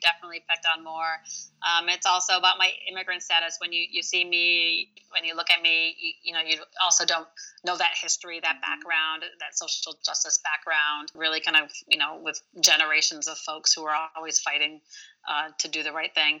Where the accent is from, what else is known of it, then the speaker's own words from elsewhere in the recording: Royal Oak, Michigan, United States; first language Arabic; English is a second language; the place I grew up here in Michigan, Royal Oak